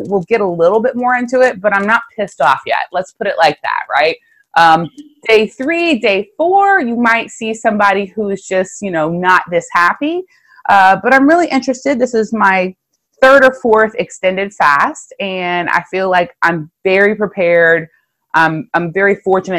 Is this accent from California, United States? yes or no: no; South Louisiana, United States; I'm from South Louisiana.